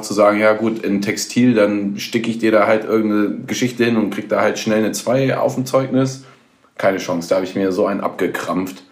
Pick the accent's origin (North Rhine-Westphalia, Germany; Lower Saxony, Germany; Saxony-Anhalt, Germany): Lower Saxony, Germany; village near Hemmingen, near Hanover; Ich komme ja aus dem Dorf in der Nähe von Hemming. Das ist ja hm. sehr nah an Hannover dran.